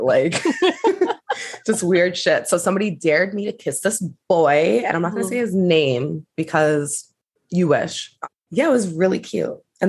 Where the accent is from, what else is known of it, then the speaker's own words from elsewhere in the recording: Long Island, New York, United States; moved away; growing up in Long Island and being Black